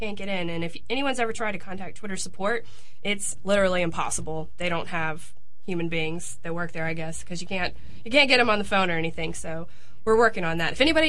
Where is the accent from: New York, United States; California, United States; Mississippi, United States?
Mississippi, United States; Hattiesburg; I'm from Hattiesburg.